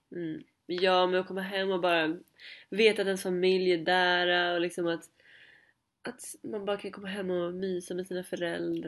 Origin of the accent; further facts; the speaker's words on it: Stockholm, Stockholm County, Sweden; moved away; jag kommer från Stockholm